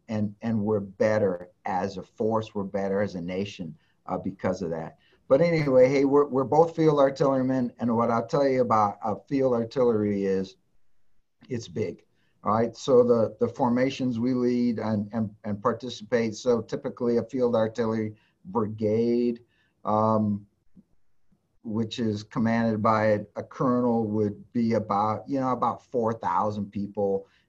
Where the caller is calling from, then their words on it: Cheyenne, Wyoming, United States; You know, I'm Zooming in from my office right here in Cheyenne.